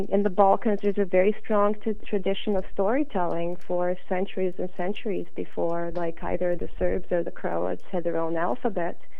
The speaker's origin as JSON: {"language": "English", "country": "Canada", "tie": "born there", "second_language": "English", "moved": "yes", "said": "even though I was born in Canada and uh, when I moved back in 1990, I still felt like an immigrant"}